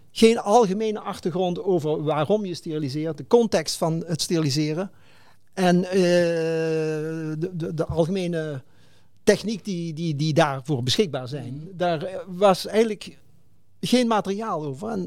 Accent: Limburg, Netherlands; ik, kom, ik ben Limburger. En eh, van een vrij groot gezin.

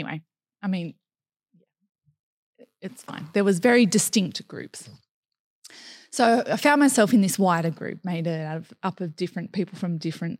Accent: Grays Point, New South Wales, Australia; I really enjoyed growing up in Grays Point.

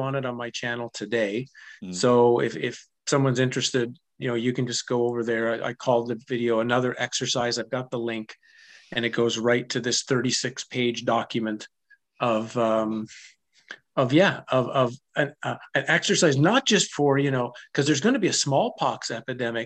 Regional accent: Ottawa, Ontario, Canada; I grew up in Ottawa

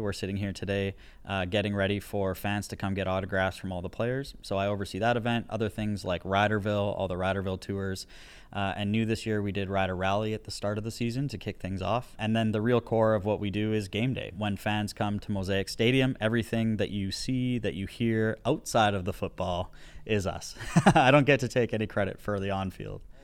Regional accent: Alberta, Canada; also born or lived in Saskatoon, Saskatchewan; now in Regina, Canada; I was born in Saskatoon, but I grew up in Alberta

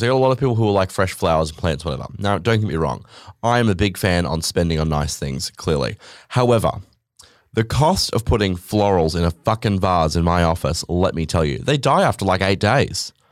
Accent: Australia; I'm Australian

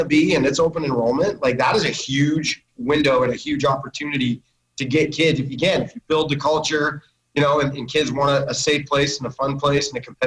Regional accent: Missoula, Montana, United States; growing up in Missoula, Sentinel was kind of the program

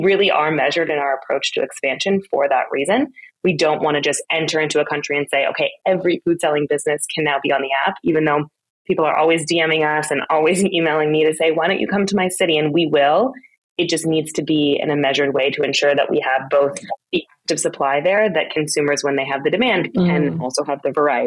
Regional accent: Austria; moved away; also born or lived in Berlin, Germany; I grew up in Austria and then lived in Berlin for a time during my 20s

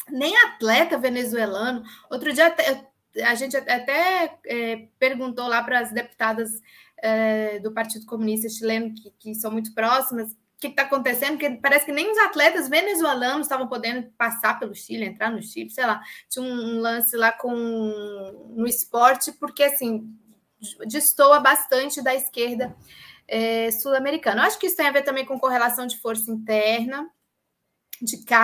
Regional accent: Russia; não sei se é porque eu sou russa, mas, por exemplo, a Crimeia, desde o século XVIII, é russa

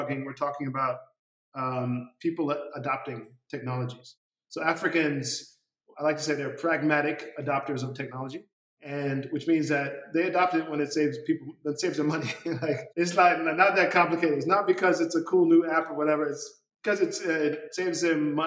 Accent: United States; moved away as an adult; now in Senegal; I grew up in the United States

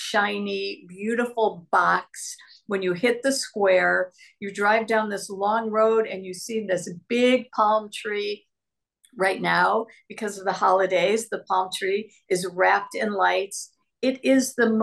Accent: Midwest, United States; also born or lived in Los Angeles; now in Sonoma, United States; I grew up with one in the Midwest called Kresge's

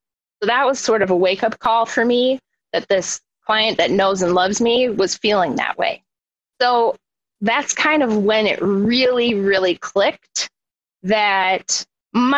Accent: Milwaukee, Wisconsin, United States; now in Minneapolis, United States; I grew up in Milwaukee, Wisconsin.

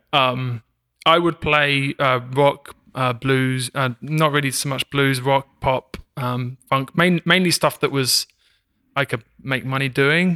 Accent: England, United Kingdom; also born or lived in Brooklyn, New York; now in Kansas City area, United States; I'm from, uh, England

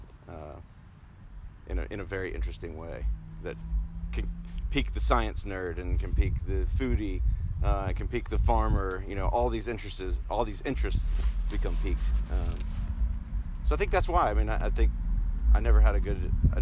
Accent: New Bern, North Carolina, United States; moved away as an adult; now in Oregon, United States; I grew up in North Carolina, town called New Bern

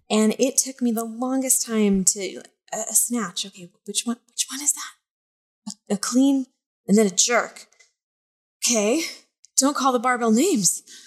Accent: Montana, United States; moved away as an adult; now in East Coast, United States; I'm from Montana though. Like this is springtime weather

